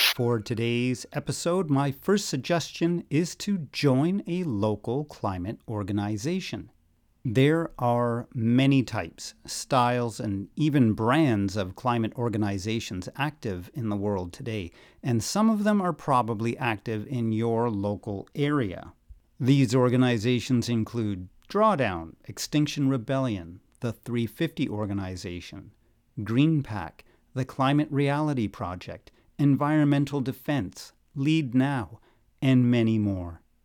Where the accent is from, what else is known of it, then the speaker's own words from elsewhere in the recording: Newmarket, Ontario, Canada; my hometown of new market